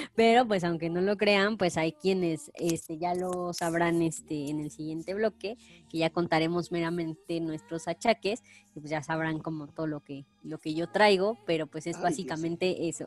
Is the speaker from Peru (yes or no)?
no; Pachuca, Hidalgo, Mexico; la capital, que es de donde yo soy